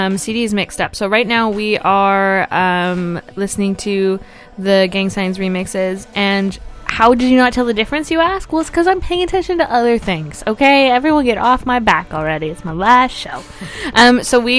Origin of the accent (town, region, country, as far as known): Canada